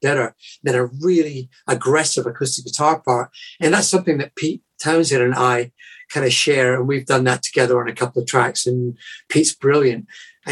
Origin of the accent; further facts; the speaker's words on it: Scotland, United Kingdom; moved away as an adult; now in United States; being Scottish. You know, I've become a born again American, as it were, because I've lived here since the mid 80s